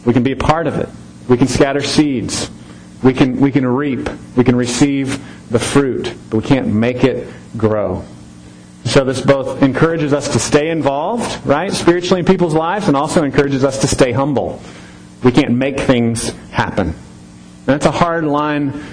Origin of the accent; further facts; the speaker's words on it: Temple, Texas, United States; moved away as an adult; now in Harker Heights, United States; We've lived in Harker Heights for 5.5 years now, but we're from Temple